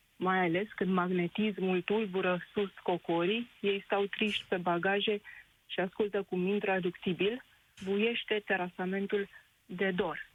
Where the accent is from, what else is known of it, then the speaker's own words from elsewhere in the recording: Drobeta-Turnu Severin, Mehedinți County, Romania; moved away as an adult; now in London, United Kingdom; Eu sunt din Gropădatornul Severin, unde se află piciorul podului lui Traian.